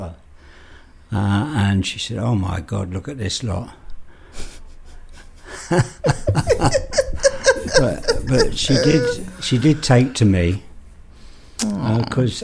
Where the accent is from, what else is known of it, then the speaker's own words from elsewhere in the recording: London, United Kingdom; also born or lived in Harrow; now in Northampton, United Kingdom; I was born in Islington.